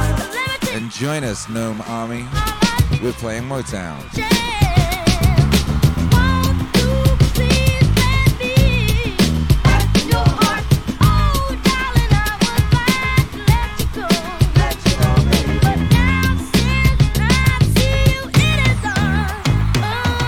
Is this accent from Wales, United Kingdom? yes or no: yes; Wales, United Kingdom; now in Dripping Springs, United States; growing up in Wales